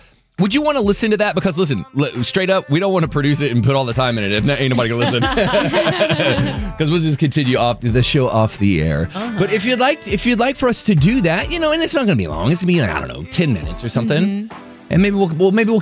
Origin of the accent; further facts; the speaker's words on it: DeSoto, Texas, United States; I am from DeSoto, Texas.